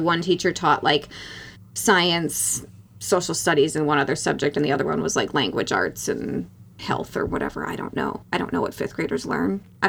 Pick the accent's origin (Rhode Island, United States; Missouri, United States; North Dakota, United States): North Dakota, United States; I made a shoebox look kind of like a lake, like an ice fishing lake, because I'm from North Dakota.